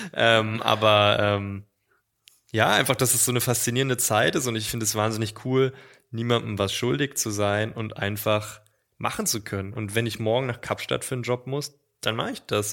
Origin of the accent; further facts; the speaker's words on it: East Germany, Germany; moved away as an adult; Also ich bin im Osten geboren und 18 Jahre habe ich im Osten gelebt, natürlich nach der Wende.